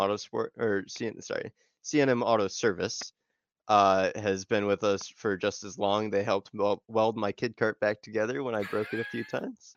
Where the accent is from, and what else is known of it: Illinois, United States